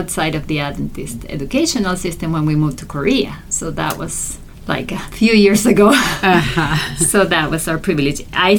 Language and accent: English; Argentina; We're originally from Argentina, okay.